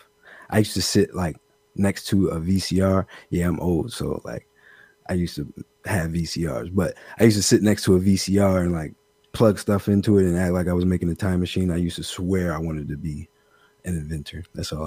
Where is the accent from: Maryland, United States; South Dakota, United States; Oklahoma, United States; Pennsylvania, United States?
Maryland, United States; Severn; I am from Severn, Maryland, 175 Maryland